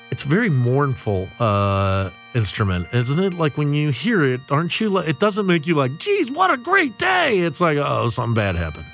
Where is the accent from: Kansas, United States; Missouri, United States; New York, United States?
Missouri, United States; St. Charles; I grew up in Saint Charles.